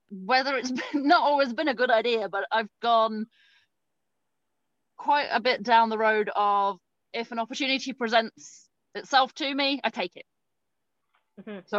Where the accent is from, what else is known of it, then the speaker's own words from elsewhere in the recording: Winnipeg, Manitoba, Canada; now in United Kingdom; I'm from Winnipeg, so I understand. Minus 40, sometimes more than